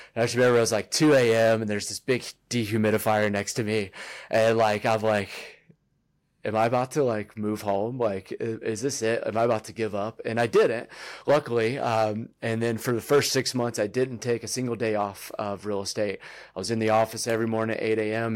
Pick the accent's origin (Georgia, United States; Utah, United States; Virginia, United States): Virginia, United States; moved away as an adult; also born or lived in North Carolina; now in Colorado, United States; I grew up in Virginia